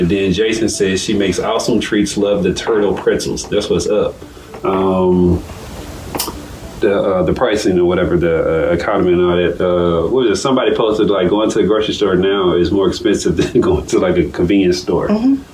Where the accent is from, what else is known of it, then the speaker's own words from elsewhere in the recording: Nashville, Tennessee, United States; also born or lived in Fort Valley, Georgia; now in Macon, United States; I'm from Nashville, Tennessee